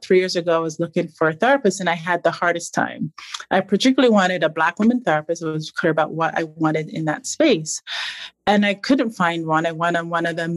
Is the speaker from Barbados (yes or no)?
yes; Barbados; I grew up in Barbados